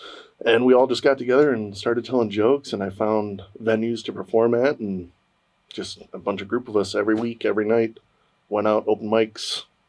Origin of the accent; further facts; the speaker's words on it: Chicago, Illinois, United States; I was born in Chicago and raised in the Chicago suburbs.